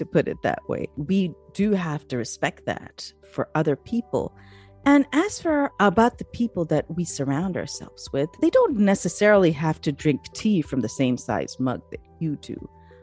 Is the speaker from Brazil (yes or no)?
no; Pakistan; I'm from Pakistan